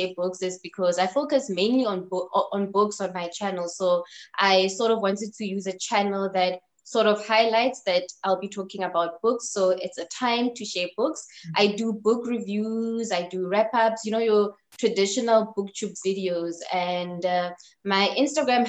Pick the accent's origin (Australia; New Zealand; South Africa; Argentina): South Africa; I am a South African booktuber and a South African bookstagrammer